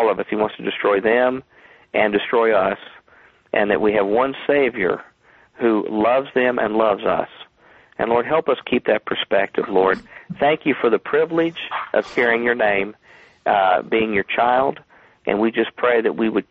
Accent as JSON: {"language": "English", "region": "Kentucky", "country": "United States", "said": "I'm from Kentucky, and how we pronounce your show is Arn Show"}